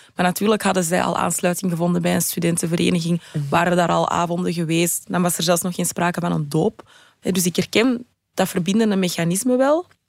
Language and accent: Dutch; Antwerp, Flanders, Belgium; studeerde in mijn thuisstad Antwerpen